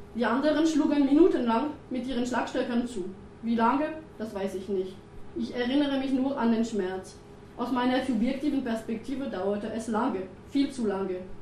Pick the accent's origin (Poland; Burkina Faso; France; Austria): France; German is a second language; moved away as an adult; also born or lived in Bayreuth; now in Germany; Ich bin Französin